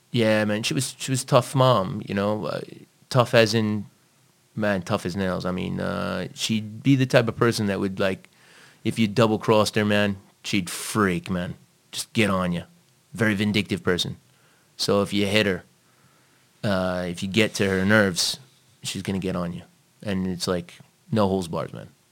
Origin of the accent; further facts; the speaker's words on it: New York City, New York, United States; accent: American; also born or lived in Long Island; now in Malta; I was born and raised in, in Brooklyn, but I also floated into uh, Long Island as well.